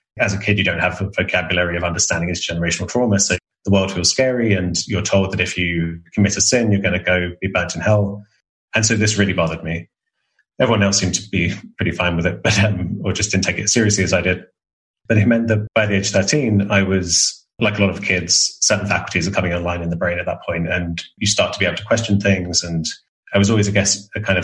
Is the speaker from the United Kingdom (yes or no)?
yes; England, United Kingdom; I'm English reserved man